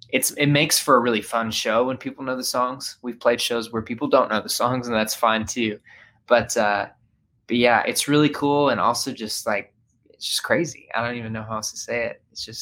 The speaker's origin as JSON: {"language": "English", "town": "Murfreesboro", "region": "Tennessee", "country": "United States", "tie": "born or raised there", "said": "I grew up right outside of Nashville, Tennessee. It's in a town called Murfreesboro, Tennessee. Just kind of a mid-sized town."}